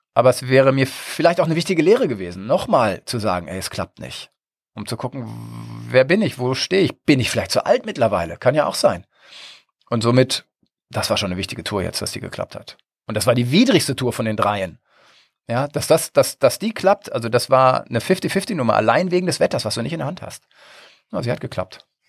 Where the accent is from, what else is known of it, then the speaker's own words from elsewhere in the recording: Northern Germany, Germany; bin ja Norddeutscher